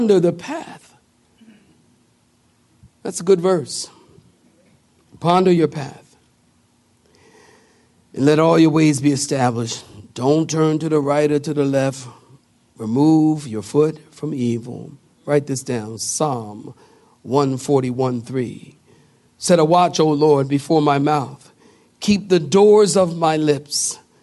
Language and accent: English; Philadelphia, Pennsylvania, United States; moved away; also born or lived in California; I come from Philadelphia